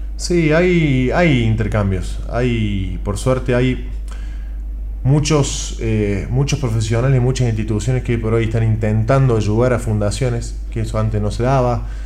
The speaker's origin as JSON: {"language": "Spanish", "region": "Córdoba", "country": "Argentina", "said": "como argentino, ni cordobés"}